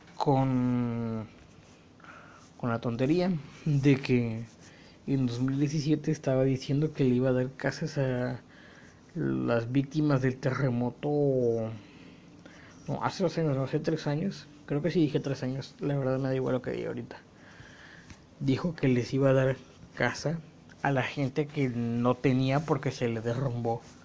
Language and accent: Spanish; Mexico; Como buen mexicano que soy